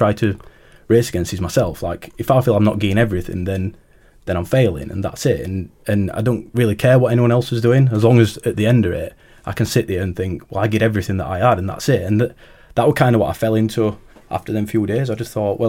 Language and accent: English; Rotherham, Yorkshire and the Humber, United Kingdom; from Rotherham